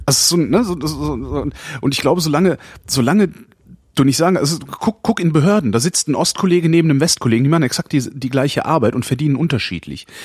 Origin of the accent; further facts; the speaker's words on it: West Germany, Germany; Ich kann als Westdeutscher